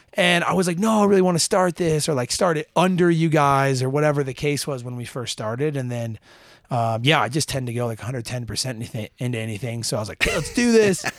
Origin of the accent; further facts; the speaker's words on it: Utah, United States; so super fortunate to grow up in a place like Utah